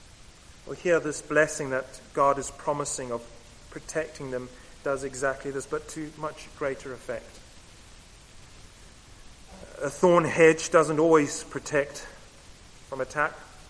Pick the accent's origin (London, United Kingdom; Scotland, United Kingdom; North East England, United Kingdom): London, United Kingdom; Camberwell; born there; also born or lived in Southern Africa; I was born, in fact, just down the road. I am from Camberwell, but I spent the majority of my life in Southern Africa.